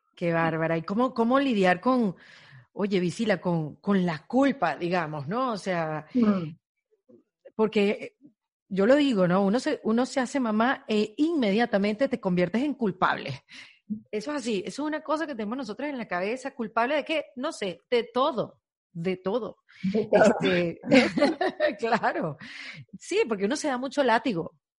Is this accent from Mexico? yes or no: no; Venezuela; moved away as an adult; now in Miami, United States; Yo, yo soy venezolana, emigré hace ocho años a Miami